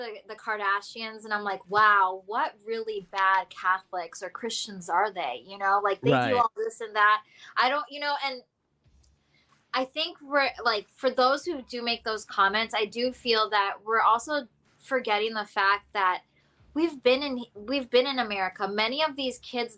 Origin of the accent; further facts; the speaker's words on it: North Carolina, United States; I was raised in North Carolina.